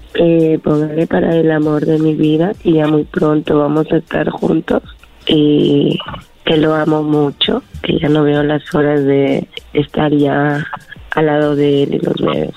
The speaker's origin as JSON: {"language": "Spanish", "country": "Peru", "said": "yo soy de Perú"}